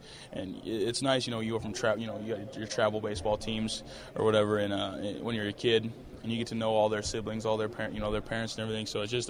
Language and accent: English; Mount Vernon, Iowa, United States; growing up in Mount Vernon was really nice. You know, we lived in the trailer park with my grandma up until kindergarten.